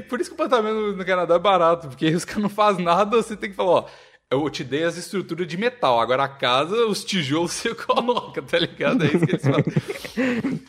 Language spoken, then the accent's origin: Portuguese; Curvelo, Minas Gerais, Brazil; Eu nasci em Curvelo, minha cidade